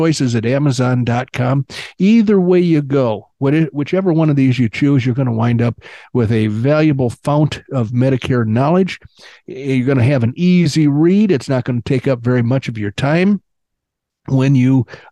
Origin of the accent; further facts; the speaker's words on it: Illinois, United States; where I grew up in Illinois